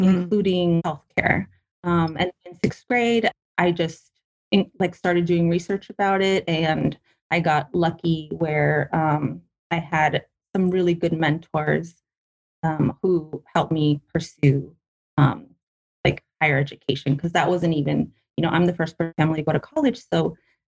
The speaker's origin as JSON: {"language": "English", "town": "Paramount", "region": "California", "country": "United States", "tie": "born or raised there", "said": "I grew up in Paramount, which is like near Long Beach"}